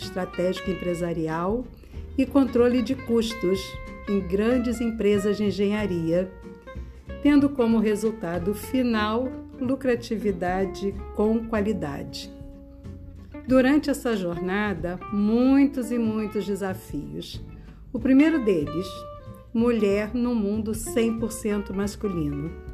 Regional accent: Rio de Janeiro, Brazil; Sou carioca da Gema, nascida e criada no Rio de Janeiro

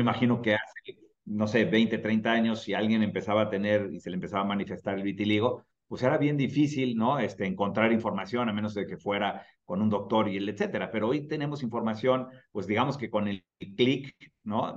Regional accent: Mexico; en México como mexicano

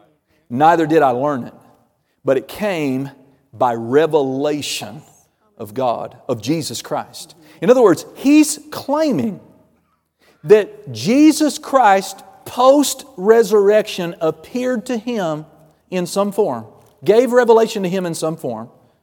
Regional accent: Oklahoma, United States; I'm just a simple person. I'm … I'm a straight shooter.

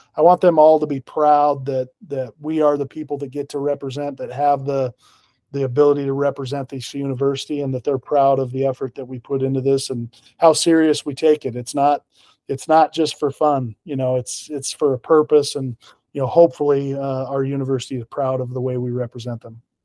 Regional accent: Pocatello, Idaho, United States; moved away as an adult; also born or lived in North Dakota / Medford, Oregon; now in Washington, United States; I'm originally from Pocatello, Idaho

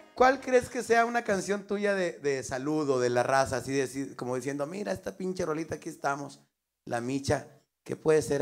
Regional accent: northern Mexico, Mexico; como somos los norteños

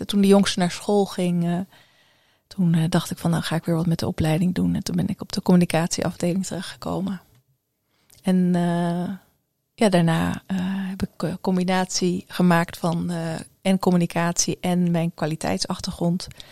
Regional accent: Ede, Gelderland, Netherlands; moved away as an adult; also born or lived in Curaçao / Amersfoort / Glasgow / Stirling; heb ik mijn ehm, lagere school en middelbare schooltijd in Ede doorgebracht.

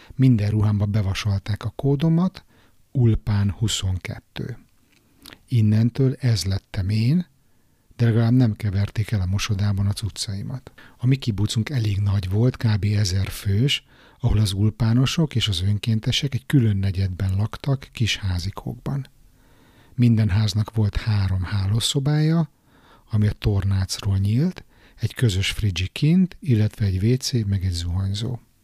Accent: Budapest, Hungary; moved away as an adult; now in Stockholm, Sweden; újpesti srác vagyok, panelban nőttem föl

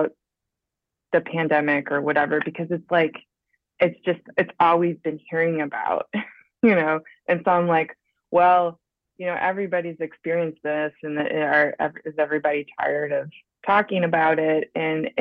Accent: Grand Rapids, Michigan, United States; now in St. Louis, United States; I grew up in Western Michigan, Grand Rapids area

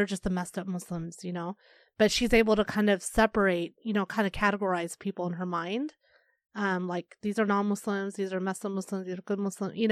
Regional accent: Arkansas, United States; now in Chicago, United States; I grew up in Arkansas

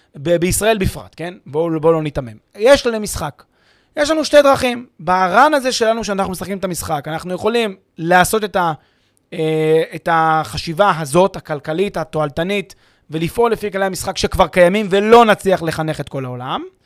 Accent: Israel; לנו כישראלים

